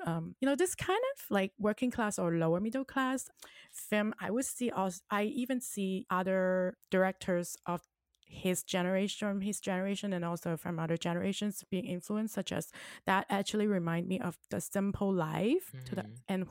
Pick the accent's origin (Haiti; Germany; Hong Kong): Hong Kong; now in Orange County, United States; I am from Hong Kong and I now live in Orange County, California